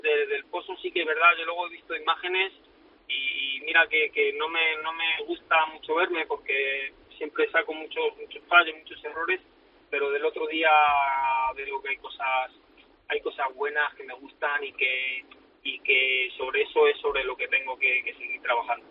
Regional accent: Madrid, Community of Madrid, Spain; como torero y como madrileño que me siento

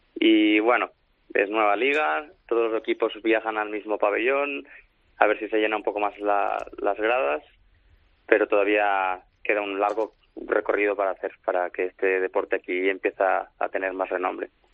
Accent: Barcelona, Catalonia, Spain; moved away as an adult; now in Manchester, United Kingdom; yo, soy de Barcelona

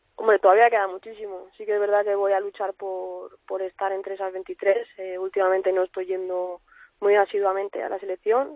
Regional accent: Madrid, Community of Madrid, Spain; también soy de aquí de Madrid

